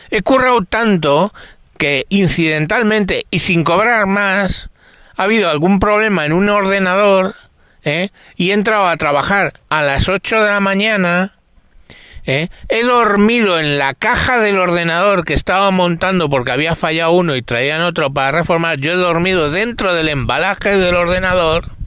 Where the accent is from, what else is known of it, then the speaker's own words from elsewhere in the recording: Madrid, Community of Madrid, Spain; born there; teniendo en cuenta que nací, ya lo sabéis, en el Cinturón Rojo de Madrid